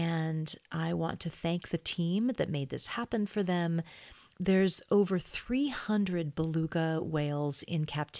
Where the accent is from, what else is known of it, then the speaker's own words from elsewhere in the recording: Sonoma County, California, United States; We're both from Sonoma County, California